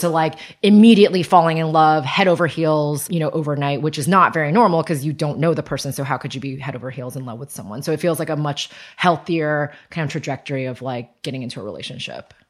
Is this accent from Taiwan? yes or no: yes; Taiwan; moved away; also born or lived in United States; I was born in Taiwan. My parents had me in Taiwan and then they went to grad school. And so from zero, in, in America, and so from zero to five, my grandparents raised me.